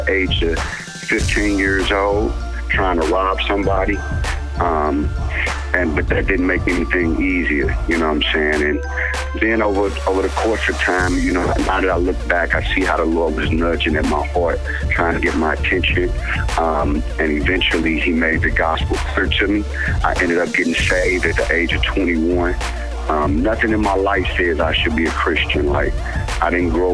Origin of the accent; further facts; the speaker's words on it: St. Louis, Missouri, United States; I'm from St. Louis, Missouri. I was born and raised here